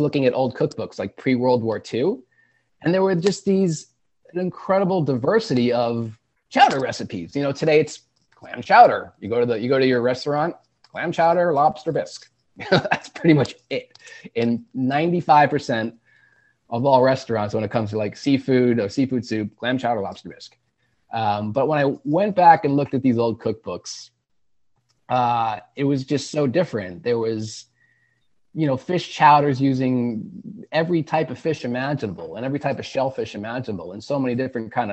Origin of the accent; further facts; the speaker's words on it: North Shore of Long Island, New York, United States; I grew up on the North Shore of Long Island, a mile from the water